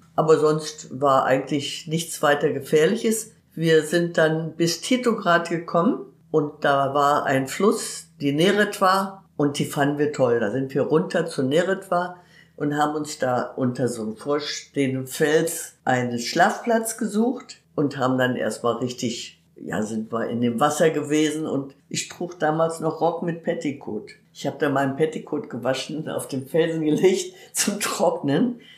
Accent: Herne, North Rhine-Westphalia, Germany; also born or lived in Mülheim; aufgewachsen bin ich im Grunde oder viele Jahre dann in Wanne-Eickel.

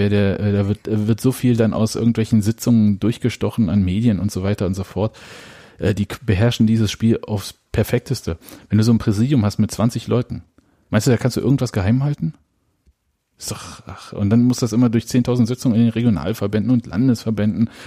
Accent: Berlin, Germany; kennen wir ja als Berliner.

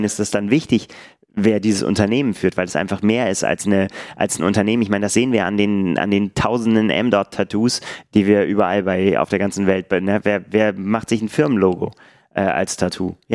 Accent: Bremen, Germany; ich werde den Marathon Bremen laufen, weil ich einfach, ne, meine Heimatstadt.

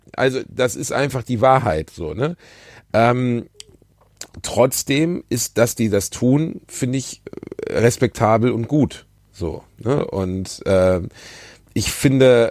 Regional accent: Ruhr area, North Rhine-Westphalia, Germany; Ich komme aus dem Ruhrgebiet

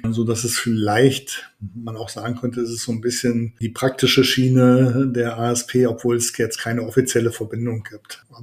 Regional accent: Leipzig, Saxony, Germany; ich komme ja aus Leipzig und es gibt gerade an der Universität Leipzig

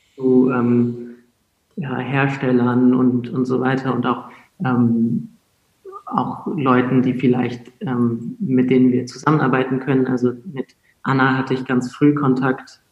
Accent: Hamburg, Germany; also born or lived in England / France; ich aus Hamburg

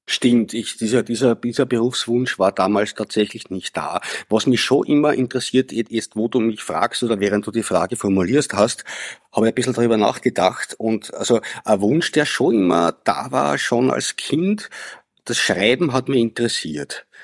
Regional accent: Lower Austria, Austria; also born or lived in Vienna; Ich bin in Wien geboren, allerdings in Niederösterreich aufgewachsen, weil meine Eltern dort äh, sich ein Haus gebaut haben

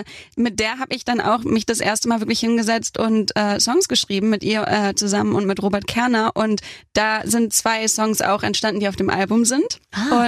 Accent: Hamburg, Germany; hatte ich mein erstes Release-Konzert in meiner Heimat Hamburg

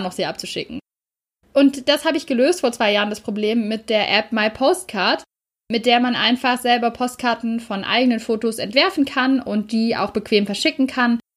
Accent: Germany; bei uns in Deutschland

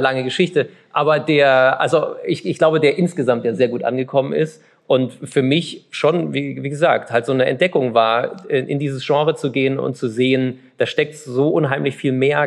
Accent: Chemnitz, Saxony, Germany; ich bin ja gebürtiger Karl-Marx-Städter

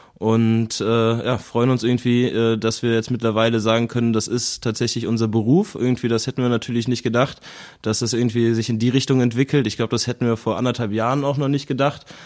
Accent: Cologne, North Rhine-Westphalia, Germany; also born or lived in Berlin; Ich bin natürlich auch in Köln geboren, äh, bin geboren im Agnesviertel und dann aufgewachsen am Zoo

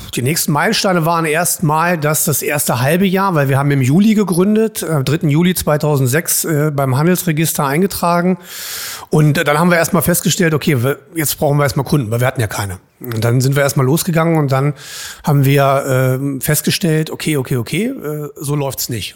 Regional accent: Hildesheim, Lower Saxony, Germany; also born or lived in Saarbrücken; ich komme hier aus Hildesheim, ich bin Hildesheimer

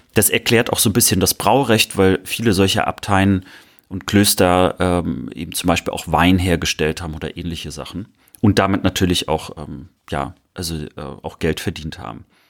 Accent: Mecklenburg-Vorpommern, Germany; moved away; Meine Postleitzahl äh, aus der Heimat beginnt ja mit einer 18

